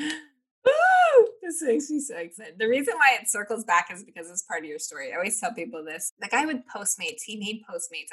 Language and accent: English; Nebraska, United States; I'm from Nebraska